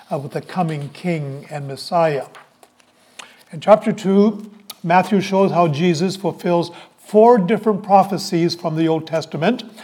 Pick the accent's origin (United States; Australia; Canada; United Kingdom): Canada; Halifax, Nova Scotia; moved away; also born or lived in Toronto / Saint John; I was born in Toronto. When I was nine months old, I had the good sense to say to my parents, We're leaving this place. And our family moved to Halifax. And I lived in Halifax